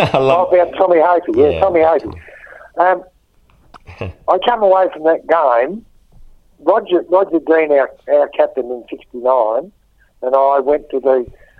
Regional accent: Melbourne, Victoria, Australia; born there; And actually, I was born in Melbourne.

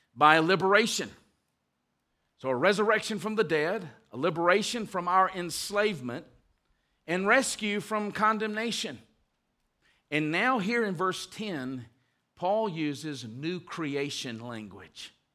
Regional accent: United States; we are American citizens, and we love the United States

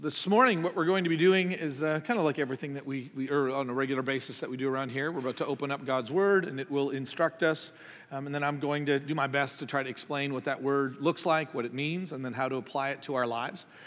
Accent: Canada; moved away; I'm from Canada

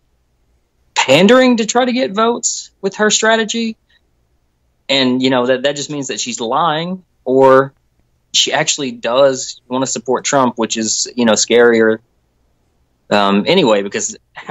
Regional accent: Kentucky, United States; I'm actually from Kentucky

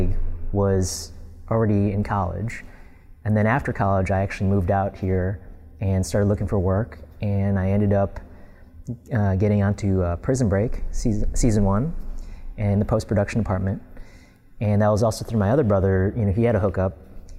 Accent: Glenview, Illinois, United States; moved away as an adult; also born or lived in Northbrook, Illinois; now in Los Angeles, United States; I grew up in Illinois and I moved in 2005

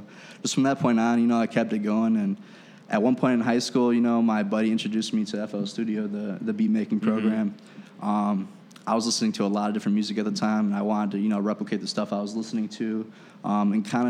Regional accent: Aurora, Illinois, United States; I'm actually from Aurora

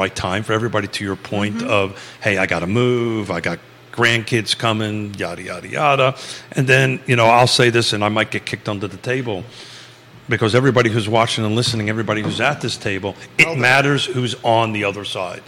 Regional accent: Georgia, United States; And if you listen to my voice and don't know I'm from North Georgia, that's very surprising.

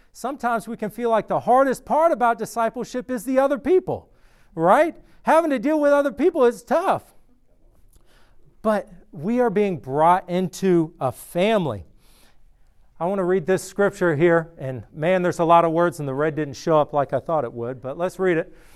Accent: outside of Atlanta, Georgia, United States; moved away as an adult; also born or lived in Athens, Georgia; now in Clemson, United States; I grew up outside of Atlanta and then lived in Atlanta for a while

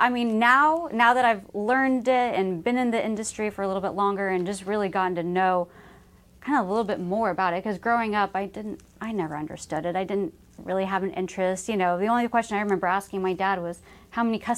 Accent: Dallas, Texas, United States; mm-hmm. Dallas.

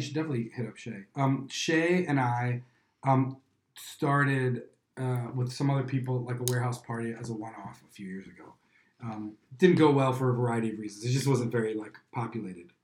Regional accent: Chicago, Illinois, United States; I'm from Chicago

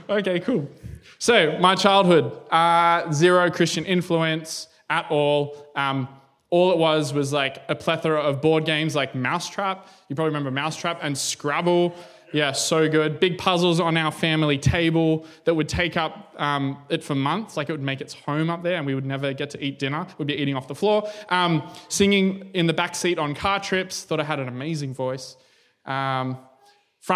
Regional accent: Canberra, Australian Capital Territory, Australia; I'm from Canberra.

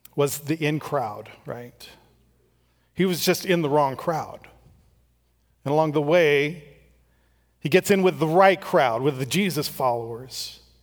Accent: Strathmore, California, United States; I grew up in Strathmore.

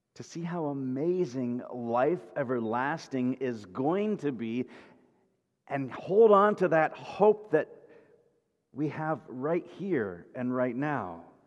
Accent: Kansas, United States; I grew up in Kansas, west of the Mississippi River, which was Midwest

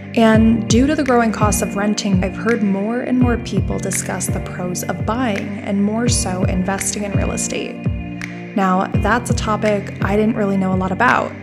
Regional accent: Dallas, Pennsylvania, United States; I'm from Dallas, Pennsylvania

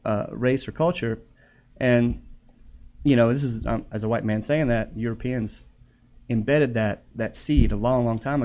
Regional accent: Southern US, United States; I grew up in the South, and for me, it was kind of the same thing.

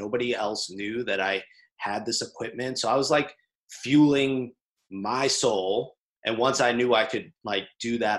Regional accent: Lawrence, Massachusetts, United States; I grew up in Lawrence, Massachusetts

